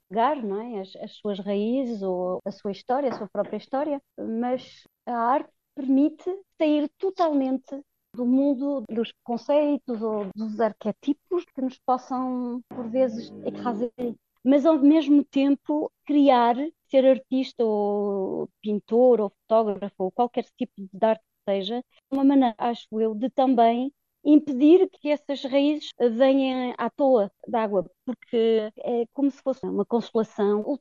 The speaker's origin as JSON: {"language": "Portuguese", "country": "France", "tie": "born or raised there", "also_born_or_lived": "Lisbon, Portugal / Belgium / Paris, France", "said": "quando me encontrava em Portugal já tinha saudades de França e, e assim foi durante muitos anos e quando acabei os meus estudos eh, nas artes decorativas aqui em Paris, tive realmente vontade de ir conhecer melhor as minhas raízes"}